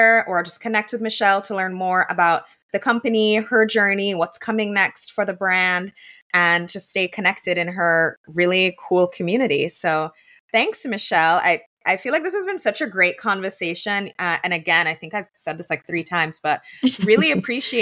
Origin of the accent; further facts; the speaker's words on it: Jamaica; moved away; also born or lived in New York City; I'm from Jamaica. I didn't grow up on like PB&Js